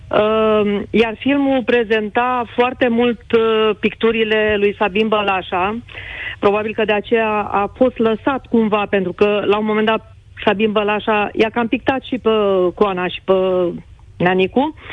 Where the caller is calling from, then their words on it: Câmpina, Prahova, Romania; sunt din Câmpina